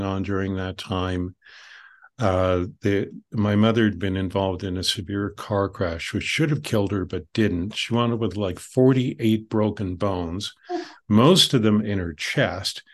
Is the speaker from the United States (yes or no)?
no; Canada; I'm Canadian